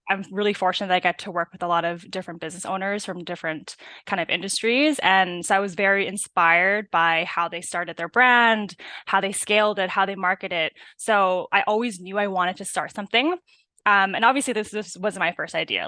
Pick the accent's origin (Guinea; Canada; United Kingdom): Canada; Burnaby, British Columbia; I'm, uh, from Burnaby, born